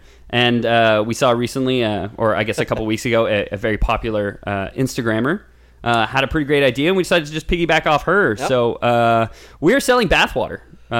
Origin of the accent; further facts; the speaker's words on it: Canada; we're Canadian